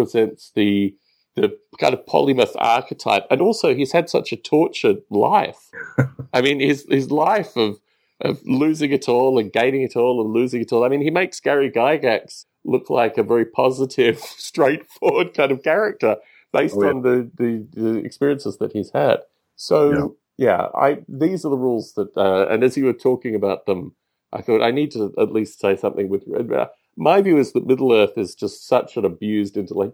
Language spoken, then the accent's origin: English; Australia; a boy growing up in Australia